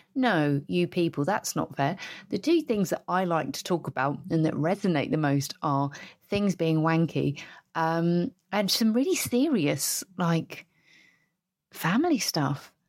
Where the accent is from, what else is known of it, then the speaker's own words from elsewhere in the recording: Basingstoke, South East England, United Kingdom; where I grew up in Basingstoke